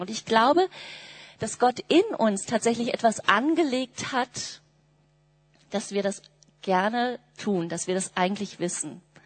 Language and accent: German; Germany; wir Deutschen haben auch so unsere besondere Geschichte damit